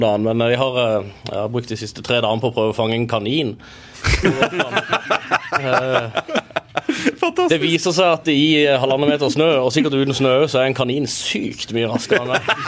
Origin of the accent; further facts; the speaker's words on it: Kristiansand, Agder, Norway; Men vi er jo kristiansandere